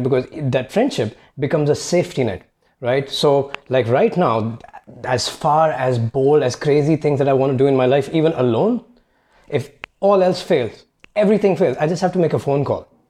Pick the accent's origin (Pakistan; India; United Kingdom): India; moved away as an adult; I grew up in India